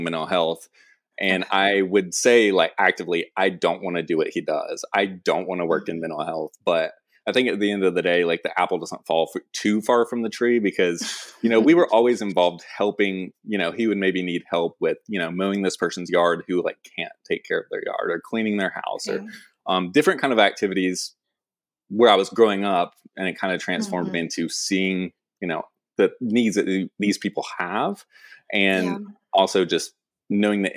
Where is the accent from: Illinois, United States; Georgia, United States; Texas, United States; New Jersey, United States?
Georgia, United States; Ringgold; moved away; also born or lived in Savannah, Georgia / Statesboro, Georgia; I grew up in Ringgold, Georgia, which most people don't know.